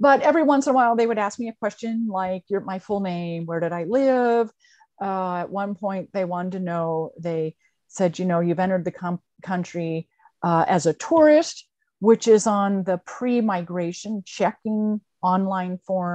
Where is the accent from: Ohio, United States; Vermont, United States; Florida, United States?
Vermont, United States; Burlington; born or raised there